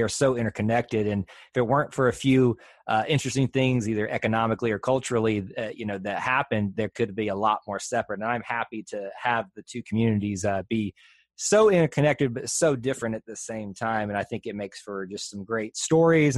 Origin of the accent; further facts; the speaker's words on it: Montgomery, Alabama, United States; I didn't grow up in the Auburn and Opelika area. I grew up in Montgomery